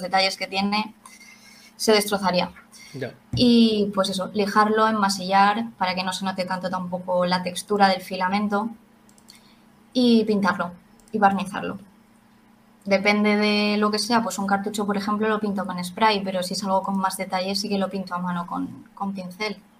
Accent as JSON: {"language": "Spanish", "town": "Valencia", "region": "Valencian Community", "country": "Spain", "said": "Somos de Valencia"}